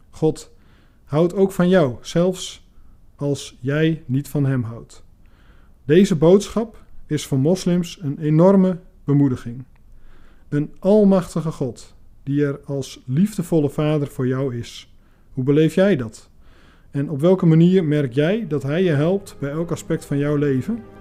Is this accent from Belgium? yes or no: no; Iran; Dutch is a second language; ik kom uit Iran.